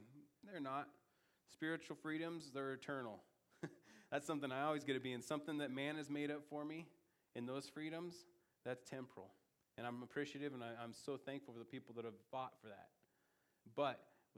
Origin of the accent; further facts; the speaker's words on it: United States; as an American